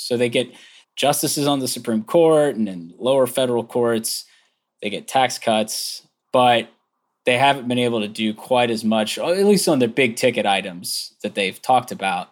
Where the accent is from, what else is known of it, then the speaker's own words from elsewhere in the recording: Virginia, United States; my home state